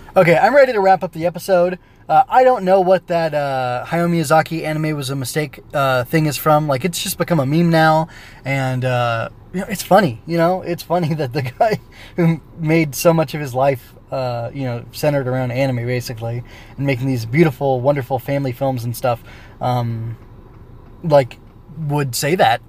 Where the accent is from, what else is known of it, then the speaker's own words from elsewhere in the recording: California, United States; I was a, you know, heteronormative uh, teenage boy in the United States growing up in California